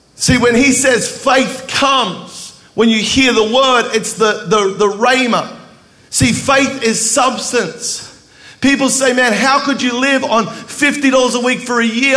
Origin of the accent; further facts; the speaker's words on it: Melbourne, Victoria, Australia; I grew up in Melbourne, Australia, where Planet Shakers is from.